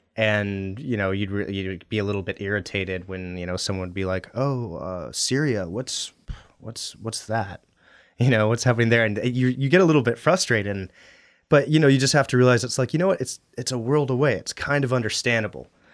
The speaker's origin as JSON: {"language": "English", "town": "Anchorage", "region": "Alaska", "country": "United States", "tie": "born or raised there", "also_born_or_lived": "Western Washington / Middle East", "said": "I grew up in Anchorage"}